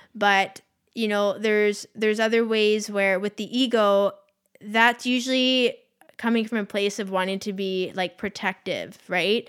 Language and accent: English; Victoria, British Columbia, Canada; Tara and I come from Victoria